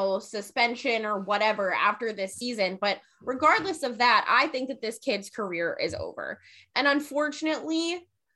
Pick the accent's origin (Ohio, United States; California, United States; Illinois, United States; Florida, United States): Florida, United States; Jacksonville; I'm from Jacksonville